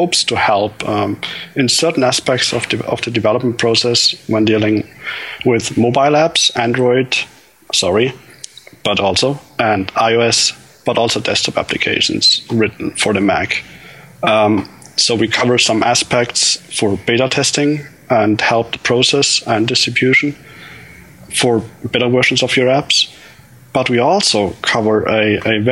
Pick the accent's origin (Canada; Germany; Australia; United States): Germany; I'm from Germany